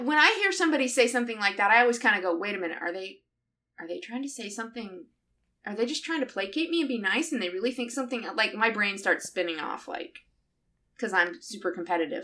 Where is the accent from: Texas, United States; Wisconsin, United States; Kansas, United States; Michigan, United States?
Michigan, United States; southern; moved away; I grew up down here